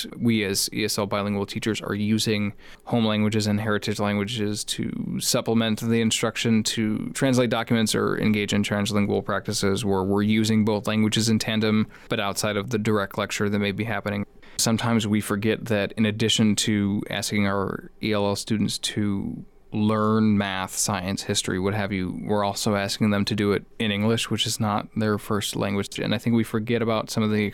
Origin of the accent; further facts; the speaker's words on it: Chicago, Illinois, United States; I grew up in the Chicagoland area.